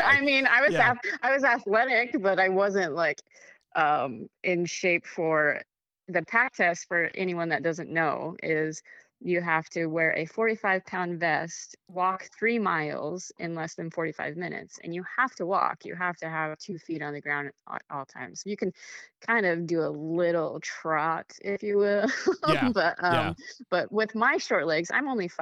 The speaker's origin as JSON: {"language": "English", "region": "Wyoming", "country": "United States", "tie": "born or raised there", "moved": "yes", "lives_now": "South Carolina, United States", "said": "I was born and raised in Wyoming"}